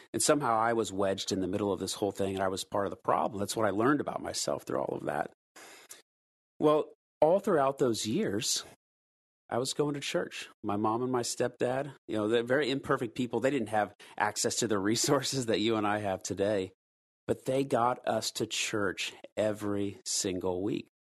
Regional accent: United States; when you and I were growing up in the West, specifically here in the States

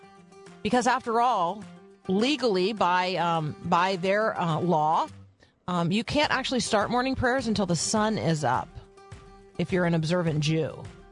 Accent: Florida, United States; also born or lived in Indiana; I was born in Indiana and moved to Florida when I was six.

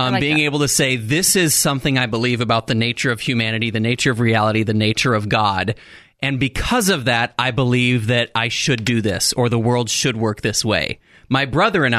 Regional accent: Texas, United States; I'm from Texas

